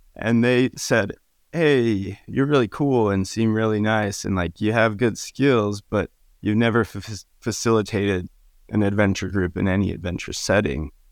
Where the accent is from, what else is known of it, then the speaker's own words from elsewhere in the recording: Utah, United States; I grew up in Utah